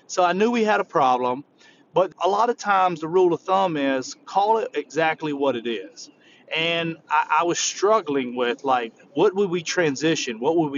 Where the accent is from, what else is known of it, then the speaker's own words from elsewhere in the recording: the South, United States; I come from the South and I love comfort food.